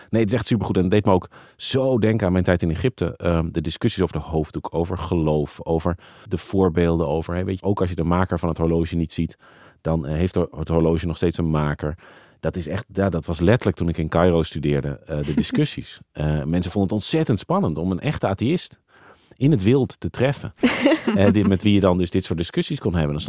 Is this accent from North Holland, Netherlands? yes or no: yes; Amsterdam, North Holland, Netherlands; ik ben een typische Amsterdammer.